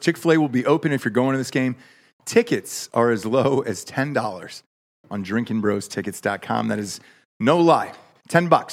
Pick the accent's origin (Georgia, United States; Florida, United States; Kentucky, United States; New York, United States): Georgia, United States; Atlanta; growing up in Atlanta